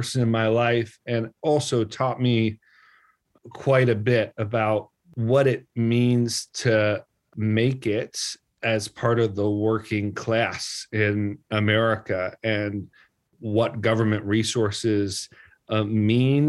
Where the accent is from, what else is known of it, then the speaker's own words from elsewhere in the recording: Buffalo, New York, United States; I grew up in Buffalo